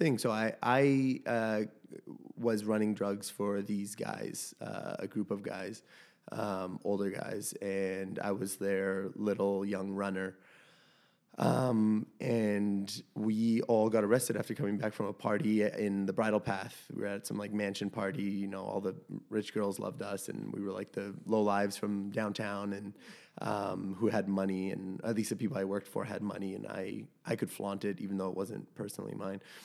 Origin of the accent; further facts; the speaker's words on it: Toronto, Ontario, Canada; We grew up in Chilean co-ops in, uh, around that area